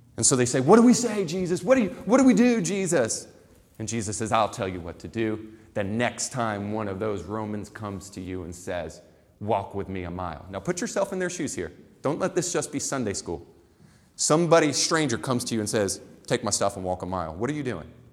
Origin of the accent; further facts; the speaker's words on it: Florida, United States; I grew up in the dirty South. I grew up in Florida, and I lived on the beach, but it was a very rural community